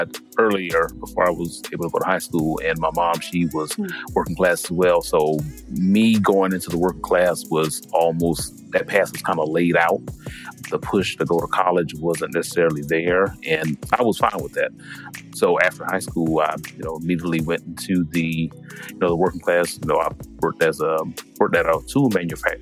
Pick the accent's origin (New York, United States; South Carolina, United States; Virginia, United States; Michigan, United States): South Carolina, United States; Sumter; I am from Sumter, South Carolina.